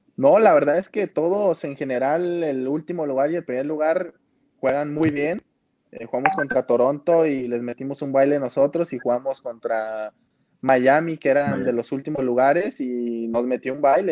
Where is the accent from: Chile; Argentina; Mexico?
Mexico; como mexicano